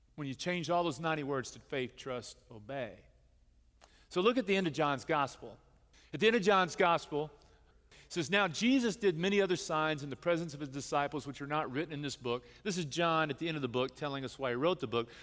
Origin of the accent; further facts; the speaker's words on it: the Bible Belt, United States; we grew up here in the United States and we're part of the Bible Belt